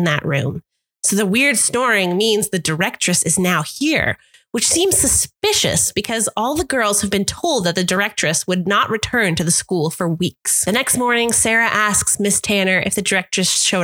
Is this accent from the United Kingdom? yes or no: no; Canada; accent: Canadian; a very Canadian accent